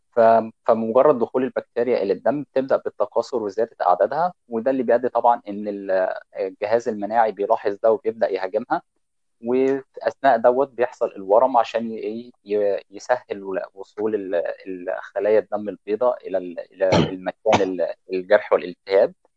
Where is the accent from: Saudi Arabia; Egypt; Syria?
Egypt; عندنا في مصر